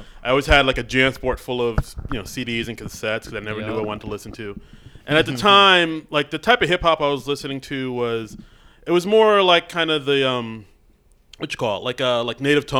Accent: New York City, New York, United States; moved away as an adult; also born or lived in Brooklyn; now in New Jersey, United States; Because, I mean, I live out in Jersey now with my wife. I didn't get started in comedy until I moved out to Jersey. But I was born in Brooklyn and I grew up in Queens.

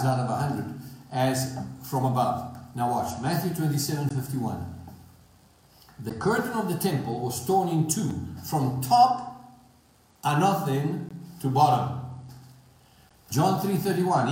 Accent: South Africa; accent: southern; I am from South Africa

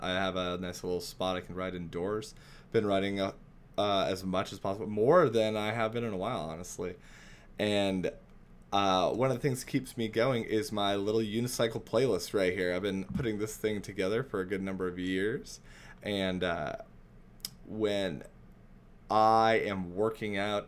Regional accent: Spokane, Washington, United States; Spokane, my hometown.

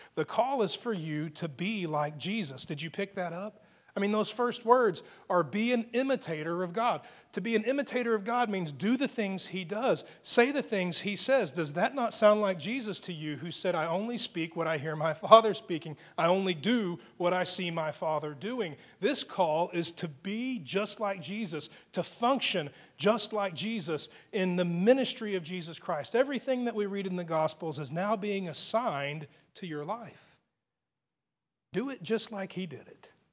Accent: Texas, United States; being a Texan, and, and it's the way we speak here.

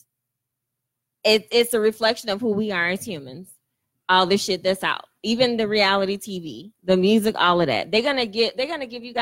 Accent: United States; I'm from Brownsville

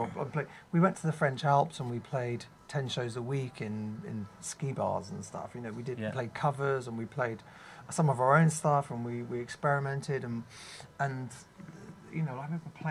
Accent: London, United Kingdom; I was from London

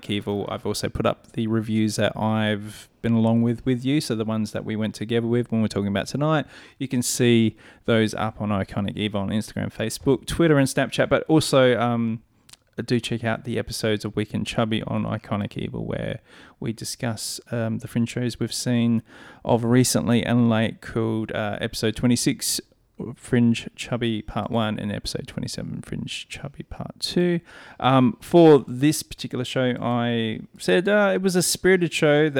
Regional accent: Adelaide, South Australia, Australia; As an Adelaidean.

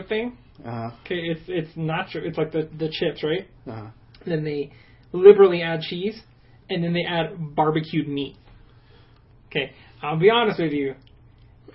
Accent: Albuquerque, New Mexico, United States; we're from Albuquerque, New Mexico. We're based here. We work out of here

